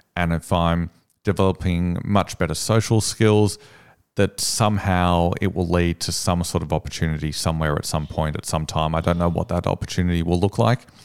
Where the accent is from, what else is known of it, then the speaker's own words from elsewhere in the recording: Sydney, New South Wales, Australia; I'm from Sydney.